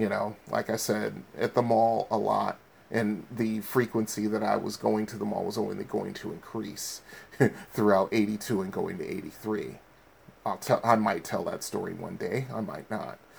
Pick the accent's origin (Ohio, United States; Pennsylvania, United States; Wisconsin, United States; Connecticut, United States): Connecticut, United States; Bridgeport; growing up in Bridgeport